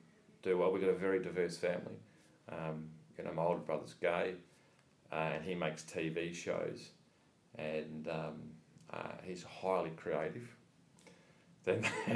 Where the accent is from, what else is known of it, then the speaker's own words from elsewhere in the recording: Adelaide, South Australia, Australia; now in Melbourne, Australia; we're all from Adelaide originally